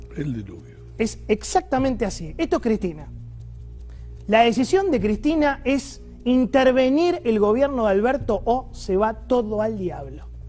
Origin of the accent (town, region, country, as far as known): Argentina